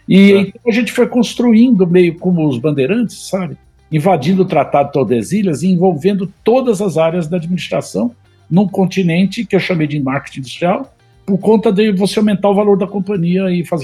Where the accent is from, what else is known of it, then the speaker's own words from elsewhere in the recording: São Paulo, Brazil; e você sabe que, como paulista...